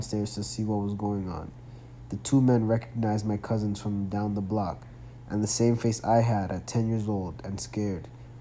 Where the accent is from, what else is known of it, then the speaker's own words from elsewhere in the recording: New York City, New York, United States; Growing up in the Bronx and Queens